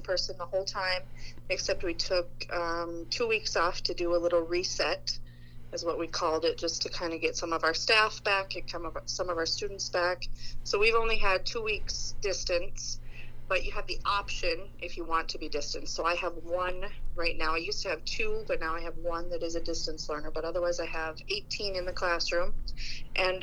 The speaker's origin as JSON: {"language": "English", "town": "Roseau", "region": "Minnesota", "country": "United States", "moved": "as an adult", "lives_now": "Crookston, United States", "said": "I am from Roseau, and I've been teaching now in Crookston for 8 years"}